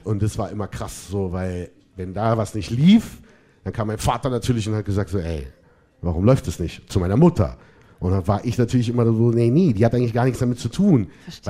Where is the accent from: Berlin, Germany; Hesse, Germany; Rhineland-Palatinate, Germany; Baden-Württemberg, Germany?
Berlin, Germany; Ich bin aus Berlin.